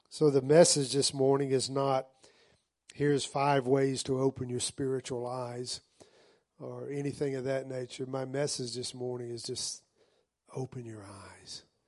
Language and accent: English; the South, United States; part of growing up in the South